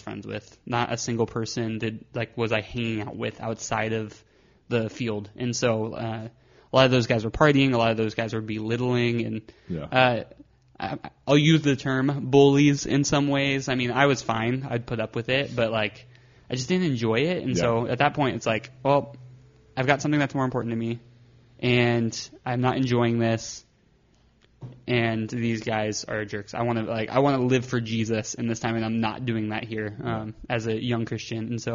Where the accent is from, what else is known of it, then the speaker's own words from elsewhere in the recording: Victorville, California, United States; also born or lived in Phoenix, Arizona / Azusa, California; now in Long Beach, United States; moved up to the high desert, Victorville, Apple Valley area